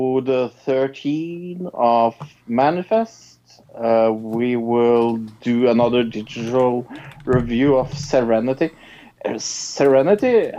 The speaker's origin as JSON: {"language": "English", "country": "Norway", "said": "I'm from Norway."}